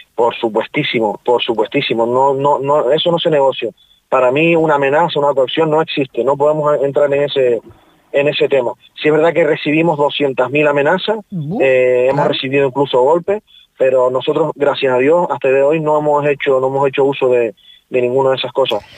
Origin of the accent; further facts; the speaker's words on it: Tenerife, Canary Islands, Spain; now in Fuerteventura, Spain; yo soy de Tenerife, pero considero que esta es mi tierra